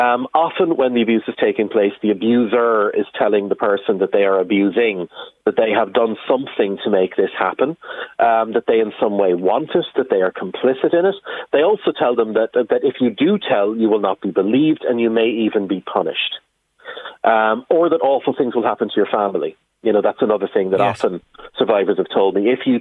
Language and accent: English; Ireland; as a community, as the Irish people are standing up and saying, we stand with the abusers.